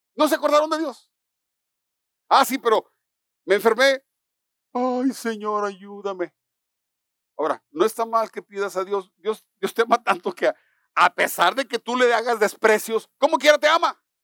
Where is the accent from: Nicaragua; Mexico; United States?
Mexico; los mexicanos celebramos el 16 de septiembre